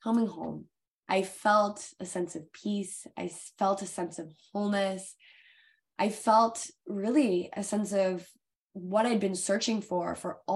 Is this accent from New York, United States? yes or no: no; Connecticut, United States; I grew up on the East Coast at that point in Connecticut